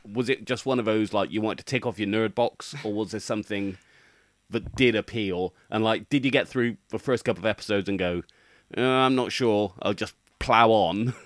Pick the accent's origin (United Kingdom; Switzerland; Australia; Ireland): United Kingdom; as a British person